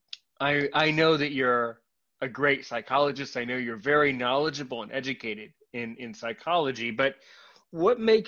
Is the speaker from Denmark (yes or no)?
no; United States; I'm American